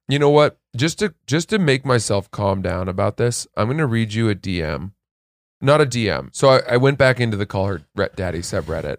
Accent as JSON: {"language": "English", "region": "Maine", "country": "United States", "tie": "born or raised there", "said": "Portland, Maine, near my hometown in Maine"}